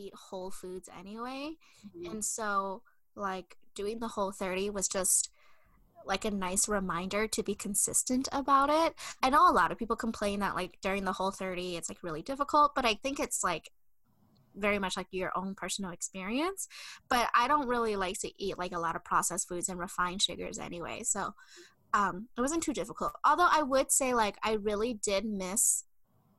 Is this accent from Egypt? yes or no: no; Minnesota, United States; I'm a Minnesotan through and through